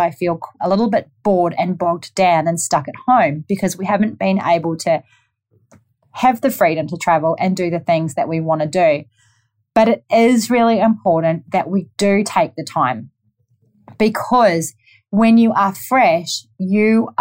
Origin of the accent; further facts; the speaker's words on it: New Zealand; now in Gold Coast, Australia; I'm from New Zealand, if you haven't already picked up my accent.